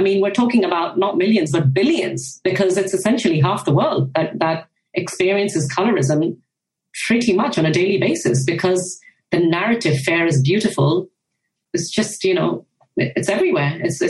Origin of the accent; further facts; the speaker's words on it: Japan; So growing up in Japan was a really, really unique experience back in the 1990s or even kind of late 80s.